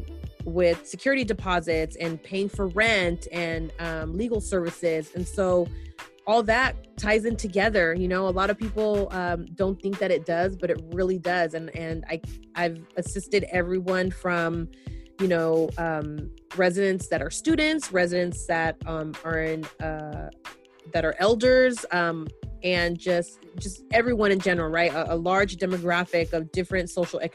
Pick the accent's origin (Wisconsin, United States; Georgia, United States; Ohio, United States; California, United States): California, United States; San Francisco; me growing up in San Francisco and being a Latina